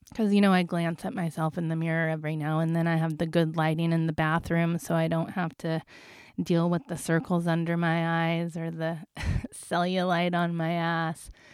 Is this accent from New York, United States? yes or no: no; Las Vegas, Nevada, United States; I come from Las Vegas